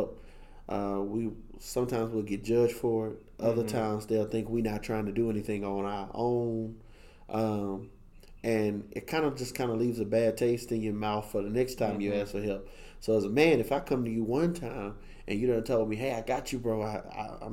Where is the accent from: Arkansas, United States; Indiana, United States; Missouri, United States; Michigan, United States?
Arkansas, United States; now in Dallas, United States; I'm originally from Arkansas, now residing in Dallas, Texas as well